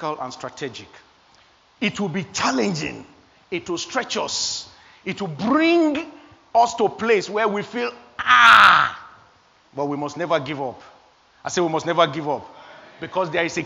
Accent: Nigeria; moved away; I am an African. I came from Nigeria. I was born in Nigeria.

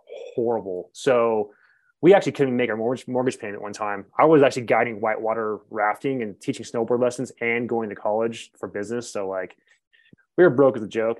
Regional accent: Northern California, United States; moved away as an adult; now in Montrose, United States; I'm from Northern California

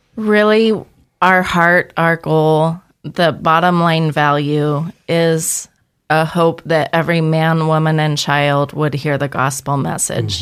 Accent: Boise, Idaho, United States; born and raised in Boise, Idaho

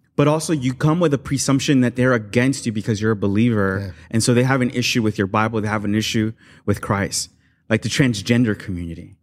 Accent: Los Angeles, California, United States; growing up in South

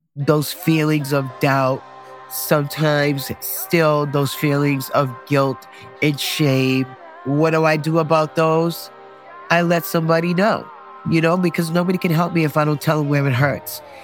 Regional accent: Boston, Massachusetts, United States; I was born and raised here in Dorchester, Massachusetts

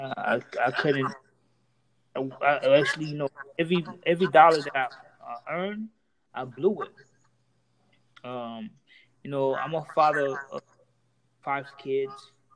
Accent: Homestead, Florida, United States; I'm a Haitian male. Well, with me growing up in Florida, let's say Homestead

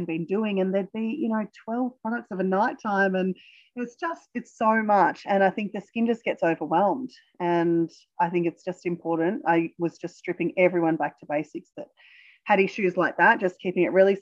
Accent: Australia

